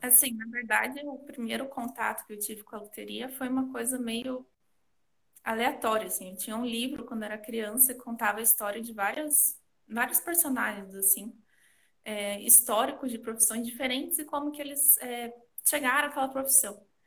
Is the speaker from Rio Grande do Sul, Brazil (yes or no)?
no; Curitiba, Paraná, Brazil; eu sou aqui de Curitiba